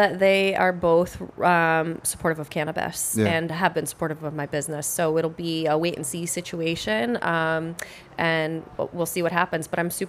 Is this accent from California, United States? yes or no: no; Maine, United States; also born or lived in Boston; now in Haverhill, United States; I live in Haverhill. I grew up in Maine. I met my husband when I was living in Boston